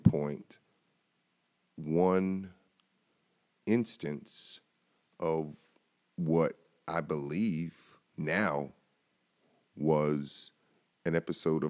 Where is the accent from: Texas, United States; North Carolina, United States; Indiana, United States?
North Carolina, United States; moved away as an adult; also born or lived in Buffalo, New York; I'd seen snow growing up in North Carolina